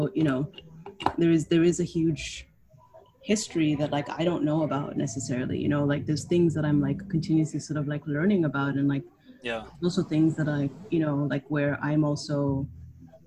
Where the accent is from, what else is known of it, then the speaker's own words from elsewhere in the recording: Kenya; moved away as an adult; also born or lived in Canada; now in New York, United States; so I'm technically not legally Kenyan, even though I was born and raised there.